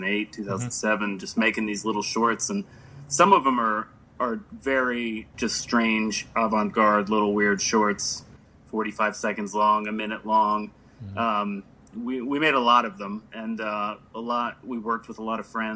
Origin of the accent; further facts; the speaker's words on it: Ellicott City, Maryland, United States; moved away as an adult; also born or lived in New York; now in Los Angeles, United States; I grew up in the suburbs in a place called Ellicott City outside of Baltimore